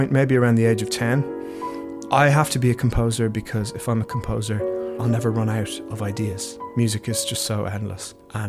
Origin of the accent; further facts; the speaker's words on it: Dublin, Ireland; accent: Irish; moved away as an adult; also born or lived in England; I wanted everybody to know that I was Irish, and I couldn't emphasise my accent enough.